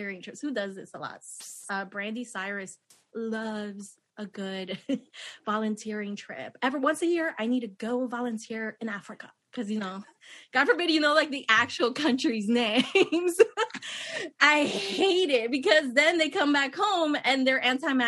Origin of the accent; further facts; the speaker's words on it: Nicaragua; moved away; I grew up in Nicaragua, seeing all these white missionaries come to my country